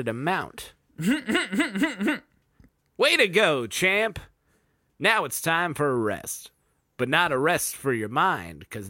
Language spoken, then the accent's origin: English; United States; as an American, a very dumb American